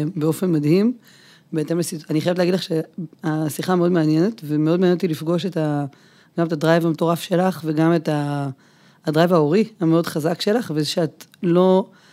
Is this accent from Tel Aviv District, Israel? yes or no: no; a kibbutz near Beit She'an, Northern District, Israel; אני גם כבת העמק נולדתי באחד הקיבוצים ליד בית שאן